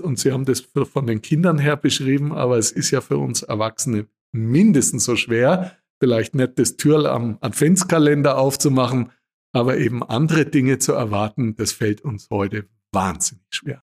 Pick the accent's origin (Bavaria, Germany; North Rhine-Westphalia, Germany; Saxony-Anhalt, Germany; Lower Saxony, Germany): Bavaria, Germany; Würzburg; moved away; In meiner Heimat in Würzburg